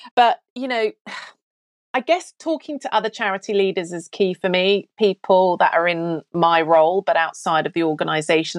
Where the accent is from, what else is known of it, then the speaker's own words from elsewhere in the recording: Australia; moved away as an adult; also born or lived in Cotswolds, England / Melbourne, Australia; now in United Kingdom; So I'm British-born, lived here till I was ten, and we emigrated to Australia. Then I came back at twenty-two.